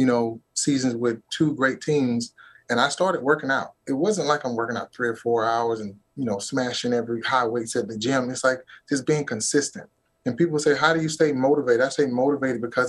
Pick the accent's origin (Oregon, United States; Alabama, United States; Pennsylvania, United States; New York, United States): Alabama, United States; Auburn; I'm from Auburn, Alabama